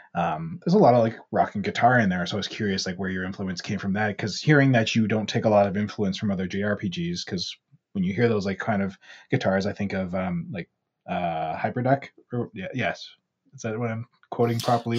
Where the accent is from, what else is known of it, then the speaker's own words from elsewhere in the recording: Ontario, Canada; also born or lived in Alberta; now in Vancouver, Canada; I grew up in Ontario, also very familiar with snow out there